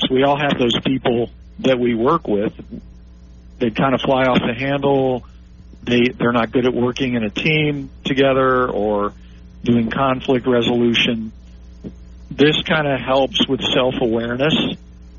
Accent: Memphis, Tennessee, United States; Lausanne Collegiate School, which is in Memphis, Tennessee, my hometown

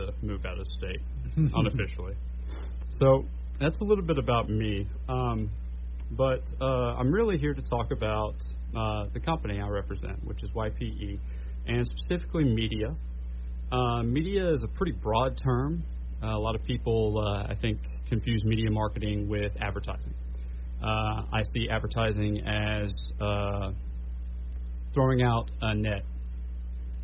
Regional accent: Shreveport, Louisiana, United States; also born or lived in Ruston, Louisiana / Bossier City, Louisiana; I am a native of the Shreveport-Bossier area. I was born at Bossier City General, which no longer exists

